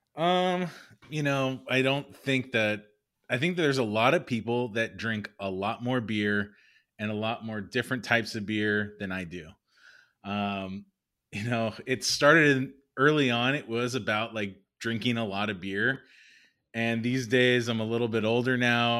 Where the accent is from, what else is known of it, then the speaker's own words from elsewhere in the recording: Los Angeles, California, United States; also born or lived in San Diego; I'm born and raised in the San Fernando Valley, so Valley boy